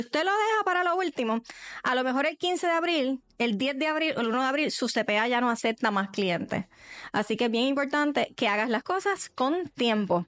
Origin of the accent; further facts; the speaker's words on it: Puerto Rico; como cultura boricua, puertorriqueña